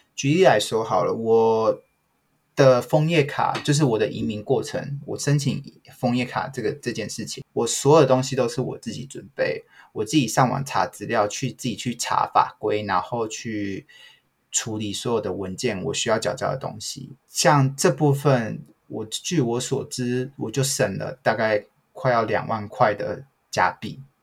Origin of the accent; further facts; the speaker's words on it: Taiwan; moved away as an adult; now in Canada; 我也很以身为台湾人为荣，我，在加拿大我都告诉大家说我是台湾人，我不是中国人